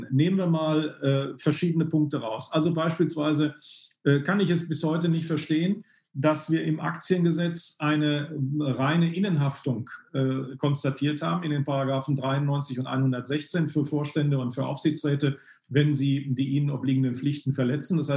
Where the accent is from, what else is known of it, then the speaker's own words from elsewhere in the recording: North Rhine-Westphalia, Germany; Ähm, ich komme aus dem Ruhrgebiet. Da äh, ist man nicht nur die direkte Ansprache gewohnt, sondern eben auch eine positive Lebenseinstellung.